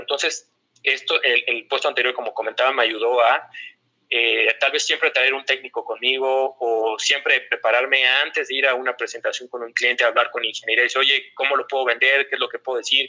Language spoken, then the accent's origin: Spanish; Mexico City, Mexico; also born or lived in Torreón, Coahuila; soy de la Gran Tenoch, soy, soy bastante chilango